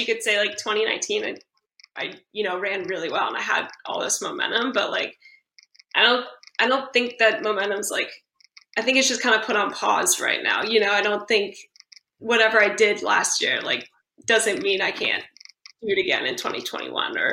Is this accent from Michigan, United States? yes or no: no; California, United States; also born or lived in Fayetteville, Arkansas; I'm from California.